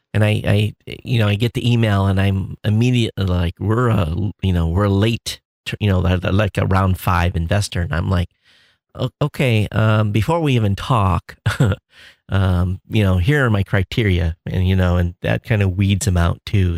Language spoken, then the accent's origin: English; Quincy, United States; moved away; where I grew up in Quincy